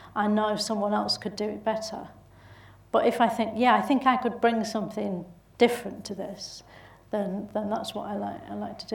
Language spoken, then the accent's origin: English; Bolton, North West England, United Kingdom; accent: Bolton; my own Bolton accent